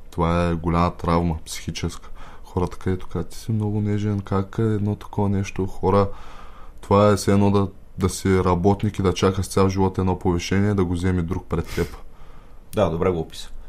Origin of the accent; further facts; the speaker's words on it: Byala, Varna Province, Bulgaria; Аз съм от Бяла Варненско.